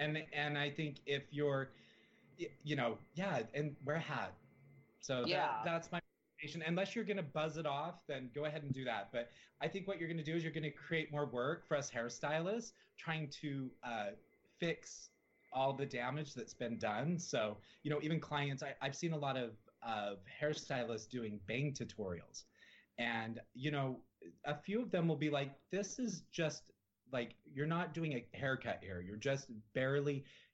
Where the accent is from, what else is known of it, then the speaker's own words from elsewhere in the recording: Salt Lake City, Utah, United States; moved away; I grew up in Salt Lake City, Utah